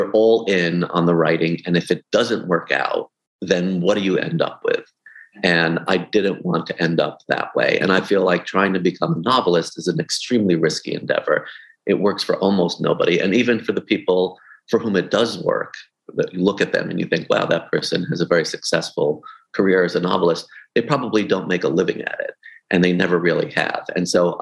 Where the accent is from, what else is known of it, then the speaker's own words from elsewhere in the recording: New York City, New York, United States; I grew up in Brooklyn